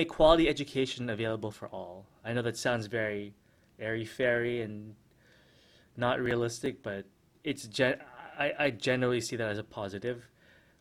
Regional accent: United States; first language English; also born or lived in Philippines; now in Manila, Philippines; I spent half my life in the US and American English is my first language.

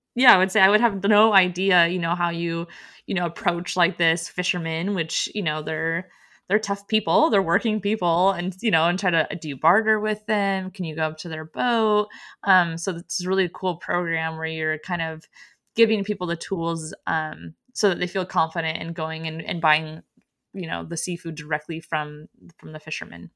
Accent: Oregon coast, United States; I am from the Oregon coast

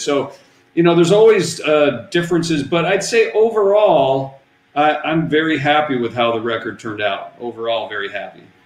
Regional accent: Seattle, Washington, United States; We're from Seattle.

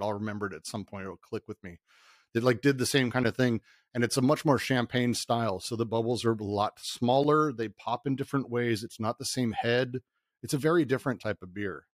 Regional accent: Denver, Colorado, United States; I grew up in Denver

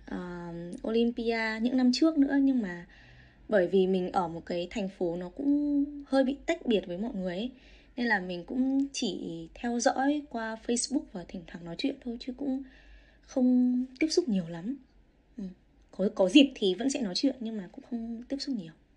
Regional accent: Vietnam; moved away as an adult; now in Australia; mình là người Việt thứ hai thứ ba ở đây nhận được offer

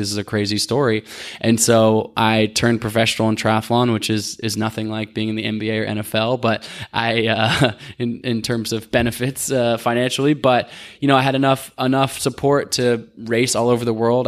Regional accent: Portland, Oregon, United States; also born or lived in Olympia, Washington; I grew up in Portland, Oregon

